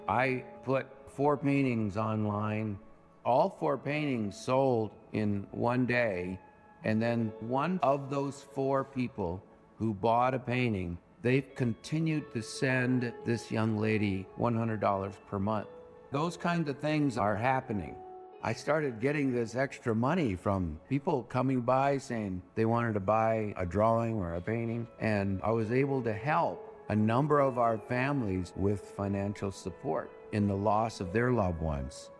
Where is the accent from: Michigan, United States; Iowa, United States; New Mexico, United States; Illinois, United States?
New Mexico, United States; Northwest; I am Native American. I'm Navajo. I grew up on the reservation, was born in 1954